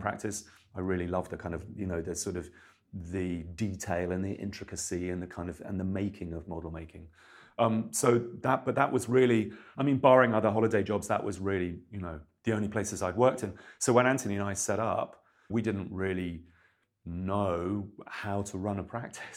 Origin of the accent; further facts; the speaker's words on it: Milton Keynes, South East England, United Kingdom; I grew up in Milton Keynes